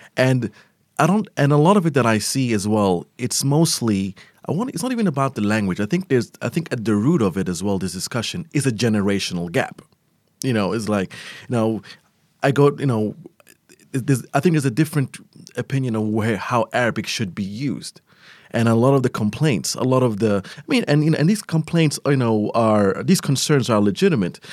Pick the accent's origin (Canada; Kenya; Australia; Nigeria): Australia; Melbourne, Victoria; moved away as an adult; also born or lived in Eritrea; now in Abu Dhabi, United Arab Emirates; I was born in Abu Dhabi. I lived here till I was nine, and then I spent twenty years in Melbourne